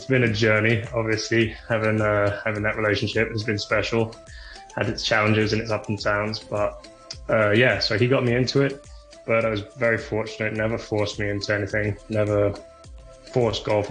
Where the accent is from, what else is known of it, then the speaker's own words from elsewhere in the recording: Hong Kong; moved away as an adult; also born or lived in Stirling, Scotland; now in United States; Played obviously amateur golf growing up in Hong Kong